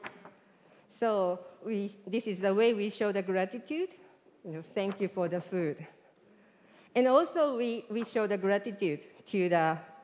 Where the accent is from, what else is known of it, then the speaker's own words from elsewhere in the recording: Japan; now in United States; I am from Japan